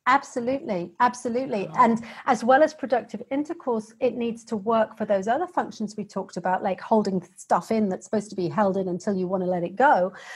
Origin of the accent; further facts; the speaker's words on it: United Kingdom; accent: British; the accent has probably given away that I'm a Brit